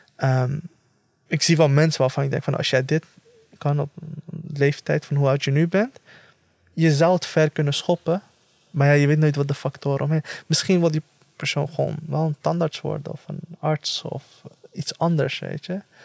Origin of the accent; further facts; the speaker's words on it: The Hague, South Holland, Netherlands; ik, op, opgegroeid in de Schilderswijk